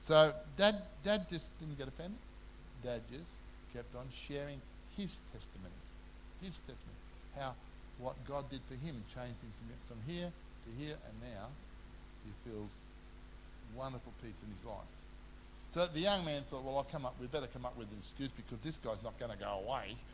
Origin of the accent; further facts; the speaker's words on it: Papua New Guinea; I grew up in New Guinea.